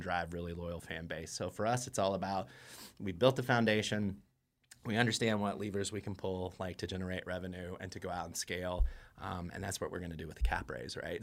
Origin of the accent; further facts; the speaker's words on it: Indiana, United States; moved away; I'm from Indiana